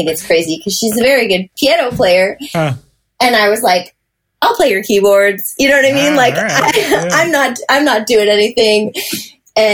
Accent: Michigan, United States; because he grew up out here and like I was from Michigan

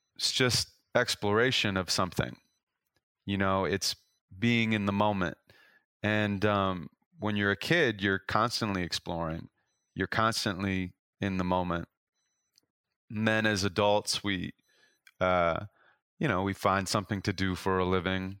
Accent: Los Angeles, California, United States; I'm from Los Angeles

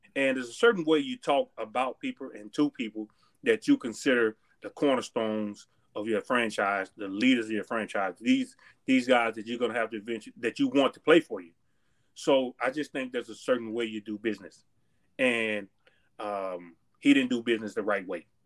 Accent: Texas, United States; moved away; I grew up in Texas

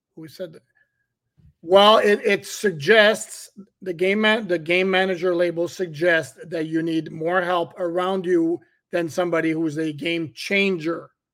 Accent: Montreal, Quebec, Canada; moved away; Born and raised in Montreal.

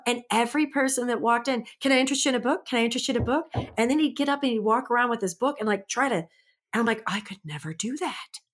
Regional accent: St. Louis, Missouri, United States; I'm from Saint Louis, just F Y I, and I moved to a rural town

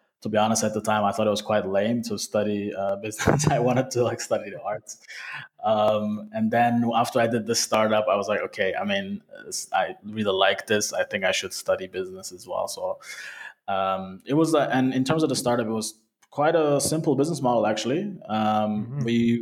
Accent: Turkey; also born or lived in Sweden / Canada; now in Vienna, Austria; I was born and raised in Turkey

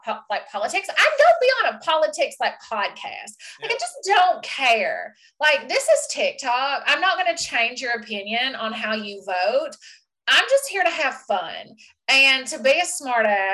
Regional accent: Southern US, United States; accent: Southern (Scarlett O'Hara); moved away as an adult; also born or lived in Blue Ridge, Georgia; now in Ontario, Canada; my accent gets thicker and I start, like, I talk like I'm Scarlett O'Hara

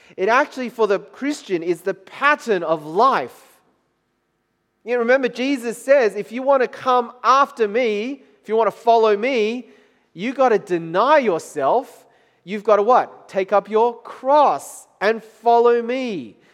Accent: Taiwan; moved away; in Taiwan, country of my, my home country

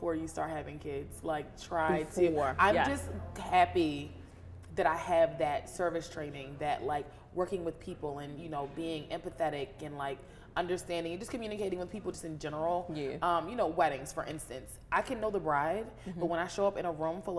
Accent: United States; I grew up in Carroll County, a rural suburb, but I was brought to the city to get my education

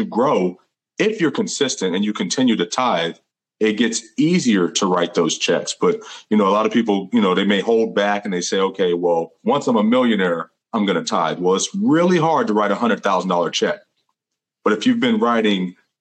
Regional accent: Tampa, Florida, United States; I grew up in that area. I'm from Florida. I'm from Tampa. So, you know, I grew up, you know, pretty rough

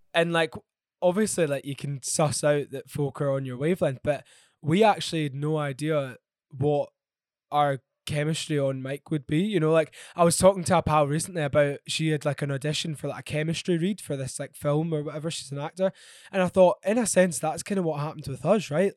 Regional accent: Glasgow, Scotland, United Kingdom; now in London, United Kingdom; I grew up in Glasgow and I love Glasgow so, so much, um, even though I currently live in London

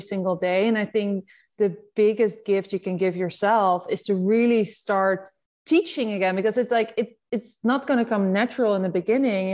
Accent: Netherlands; accent: Dutch; I'm Dutch, as you like, you can hear from my accent.

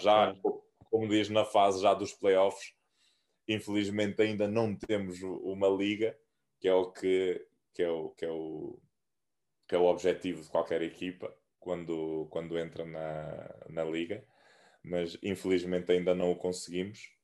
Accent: Santiago Island, Cape Verde; moved away as an adult; also born or lived in Fogo Island, Cape Verde / Portugal; now in Porto, Portugal; sou da Ilha do, do Fogo, uh, okay. na Ilha do Fogo, mas, mas cresci uh, na Ilha de Santiago

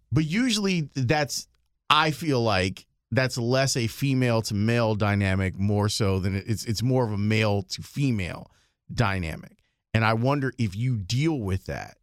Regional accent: Chicago, Illinois, United States; I'm from Chicago.

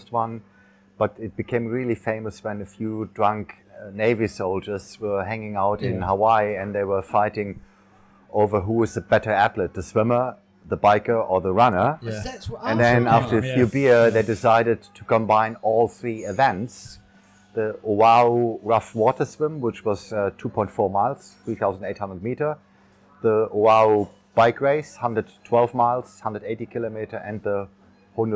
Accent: Koblenz, Rhineland-Palatinate, Germany; moved away as an adult; now in Phuket, Thailand; the first triathlon in my hometown, Koblenz, 1983

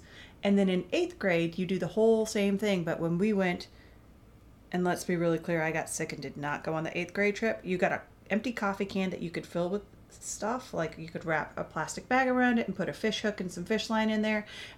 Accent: Alaska, United States; See, I'm trying to think about what we got scared of growing up in Alaska.

